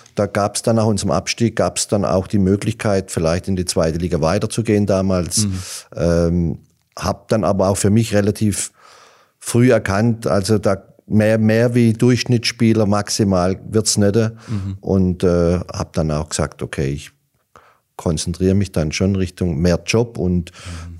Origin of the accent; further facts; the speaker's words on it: Hollerbach, Baden-Württemberg, Germany; Hollerbach war mhm. und ist schon immer ein Fußballdorf